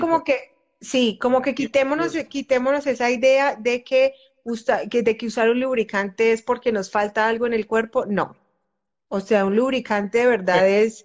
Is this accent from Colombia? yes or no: yes; Colombia; A nosotras, usualmente a las mujeres que crecimos o que hemos crecido en, culturas como la colombiana